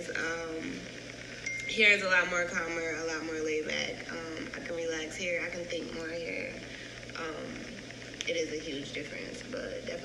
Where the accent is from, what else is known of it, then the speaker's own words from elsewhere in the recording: Syracuse, New York, United States; now in North Carolina, United States; I'm from Syracuse, New York, which is upstate New York, outside of the New York City that everybody knows.